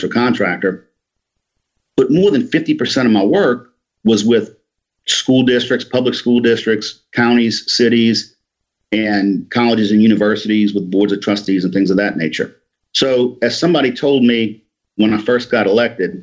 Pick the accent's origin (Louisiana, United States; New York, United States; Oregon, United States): Louisiana, United States; New Orleans; moved away as an adult; now in Mississippi, United States; I grew up in New Orleans, graduated from Jesuit High School in 1985, and went to Ole Miss.